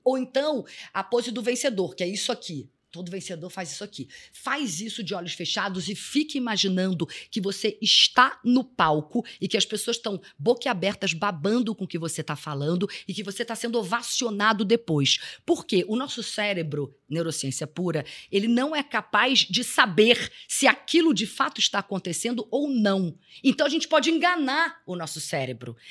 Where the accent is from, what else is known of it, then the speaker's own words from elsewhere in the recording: Rio de Janeiro, Brazil; eu sou carioca